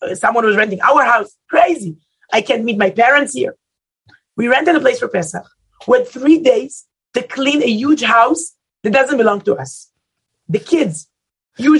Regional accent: Israel; English is a second language; Israelis are different

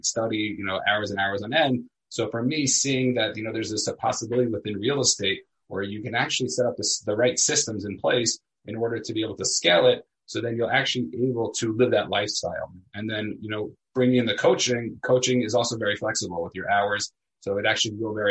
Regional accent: New York City, New York, United States; also born or lived in Elizabeth, New Jersey / Israel; I grew up in Staten Island, New York

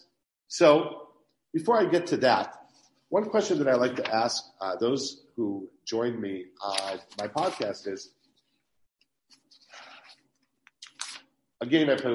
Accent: Cleveland, Ohio, United States; moved away; I grew up in Cleveland

